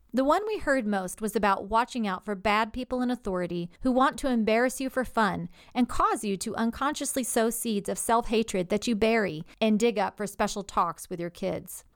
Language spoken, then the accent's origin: English; the South, United States; as a girl growing up in the South, even in the nineteen eighties